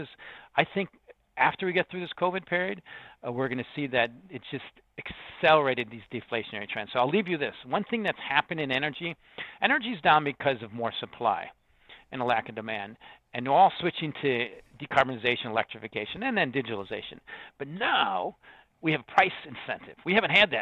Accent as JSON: {"language": "English", "town": "Chicago", "region": "Illinois", "country": "United States", "said": "I'm from the South Side. That makes sense to me, you know, of Chicago"}